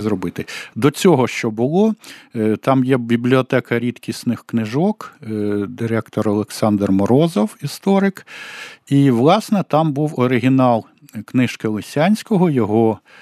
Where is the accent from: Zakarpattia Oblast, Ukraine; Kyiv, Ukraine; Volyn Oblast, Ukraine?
Kyiv, Ukraine; я киянин